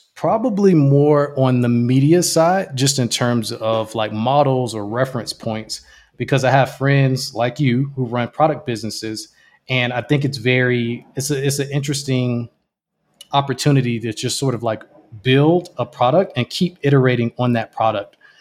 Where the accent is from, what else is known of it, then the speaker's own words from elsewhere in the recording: Jacksonville, Florida, United States; I'm originally from Jacksonville, Florida